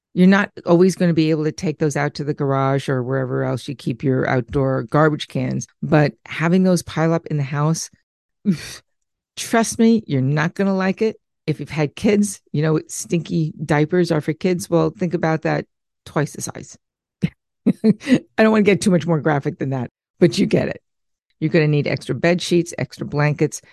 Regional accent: Long Island, New York, United States; growing up in Long Island

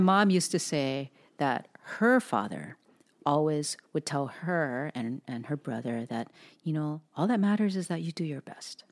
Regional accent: Hawaii, United States; now in Pacific Northwest, United States; an Asian person born and raised in Hawaii

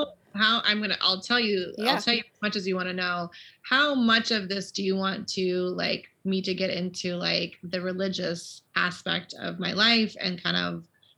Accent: Maui, Hawaii, United States; also born or lived in Arizona / England / Florida; now in Sacramento, United States; Trying to think of what I want to say about myself. I was born and raised on Maui, Hawaii

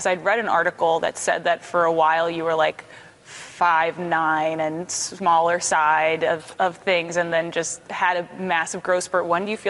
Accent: Philadelphia, Pennsylvania, United States; I know we talked off camera about how lovely Vancouver is as a city, and I'm from here, so I think Philly's beautiful in its own way.

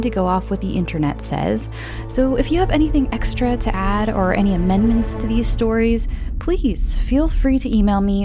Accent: United States; accent: flat American; my flat American accent

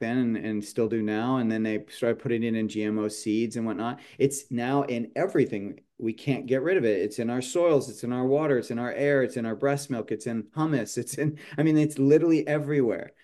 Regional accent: San Jose, California, United States; moved away; also born or lived in Portland, Oregon; I grew up in San Jose

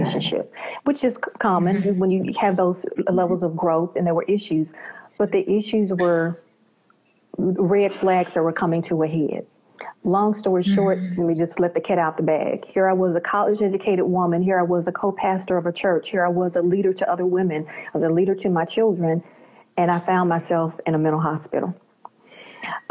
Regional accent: Memphis, Tennessee, United States; I'm from the United States, and I'm from this southern region, Memphis, Tennessee area

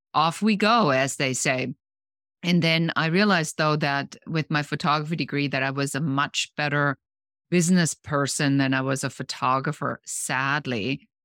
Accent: Germany; moved away; I'm original from Germany

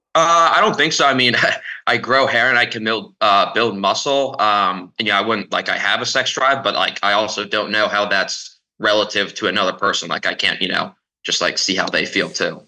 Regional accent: Lancaster, Pennsylvania, United States; moved away; I'm also originally from Lancaster, Pennsylvania

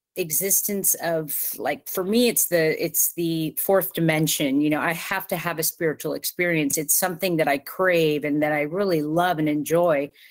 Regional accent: Southern California, United States; moved away as an adult; now in Ocala, Florida, United States; I lived in, in Southern California my entire life

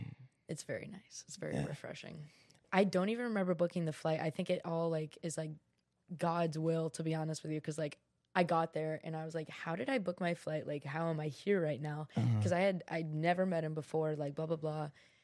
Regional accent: New York, United States; born there; also born or lived in California / Georgia; now in Florida, United States; Anyways, I was born in New York. I moved to California, moved to Georgia, and then I moved to Florida, and I've been living in Florida for

